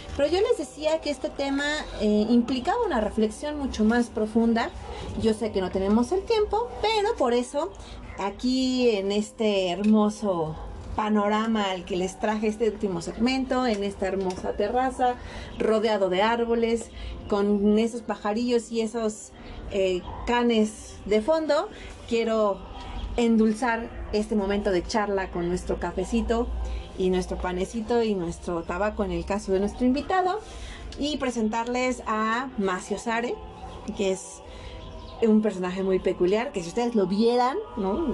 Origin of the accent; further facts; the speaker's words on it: Mexico; todo lo que somos como mexicanos